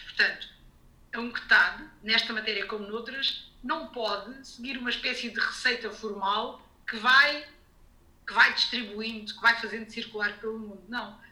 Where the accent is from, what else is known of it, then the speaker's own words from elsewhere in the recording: Lisbon, Portugal; moved away as an adult; now in Geneva, Switzerland; vivi toda a vida em Lisboa